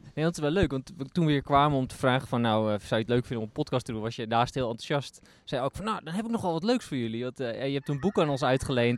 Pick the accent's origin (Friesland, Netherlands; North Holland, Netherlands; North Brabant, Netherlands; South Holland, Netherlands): North Holland, Netherlands; Kop van Noord-Holland; ik kom uit de kop van Noord-Holland, dus hadden ook een grote tuin achter, gewoon boerenland